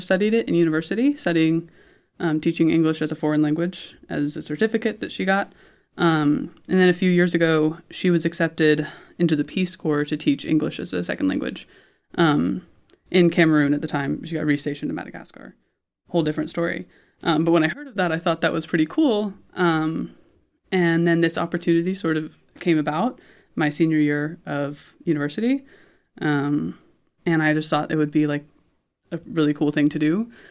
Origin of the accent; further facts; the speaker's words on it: Indianapolis, Indiana, United States; moved away as an adult; now in Judenburg, Austria; growing up in Indianapolis, um, and I've lived in Indiana my whole life